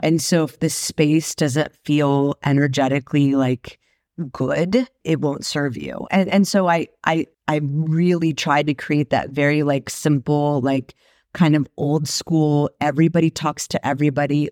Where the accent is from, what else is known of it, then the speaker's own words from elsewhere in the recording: Marin County, California, United States; moved away; also born or lived in Sacramento; I grew up in Marin County